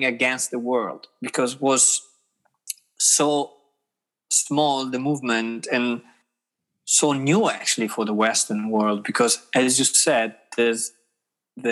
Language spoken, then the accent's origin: English; Rimini, Emilia-Romagna, Italy; English is a second language; moved away as an adult; now in Hamburg, Germany; I'm from Rimini, from Emilia Romagna.